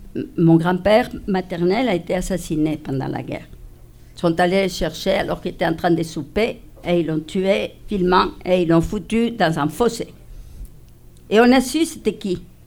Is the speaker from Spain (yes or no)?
yes; Spain; French is a second language; moved away as an adult; also born or lived in Madrid; now in Rouyn-Noranda, Canada; je suis espagnole